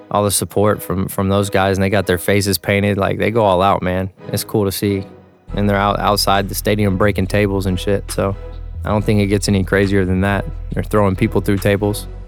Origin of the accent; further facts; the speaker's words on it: Texas, United States; You know, I'm from Texas, so we really don't mess with the snow like that.